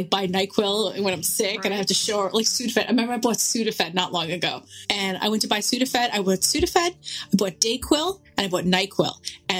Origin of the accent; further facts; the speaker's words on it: New York, United States; we're from New York. We don't see bears. We're from suburbia.